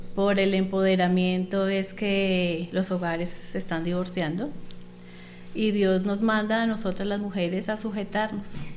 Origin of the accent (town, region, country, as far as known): Colombia; moved away as an adult; also born or lived in Panama